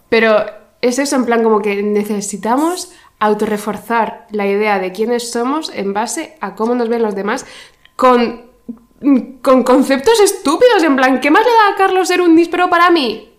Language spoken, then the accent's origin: Spanish; Region of Murcia, Spain; vengo de Murcia, que es básicamente el infierno en la tierra